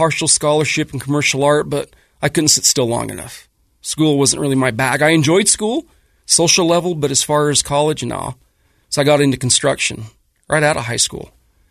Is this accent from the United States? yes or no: yes; South Ogden, Utah, United States; I grew up in South Ogden, Bonneville High graduate.